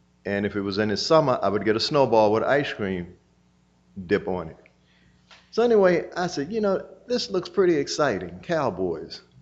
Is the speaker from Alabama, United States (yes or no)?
no; Baltimore, Maryland, United States; I grew up in East Baltimore. My family was from the South, from Virginia